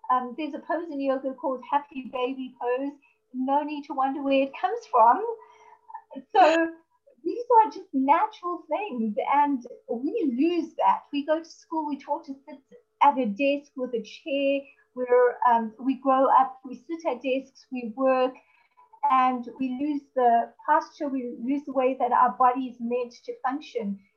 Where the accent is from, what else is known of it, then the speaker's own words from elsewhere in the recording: South Africa; I'm from South Africa